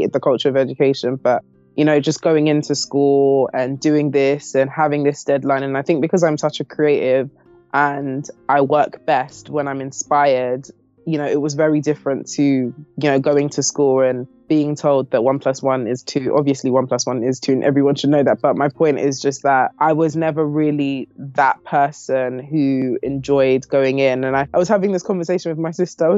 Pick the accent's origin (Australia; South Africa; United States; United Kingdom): United Kingdom; London; I was born in London, pretty much grown here my whole life